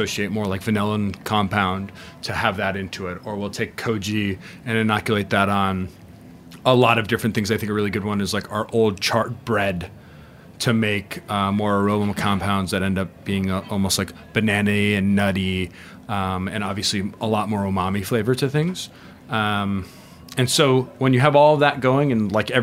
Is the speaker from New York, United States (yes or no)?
no; Arizona, United States; also born or lived in Denmark; now in Austin, United States; I'm from Arizona.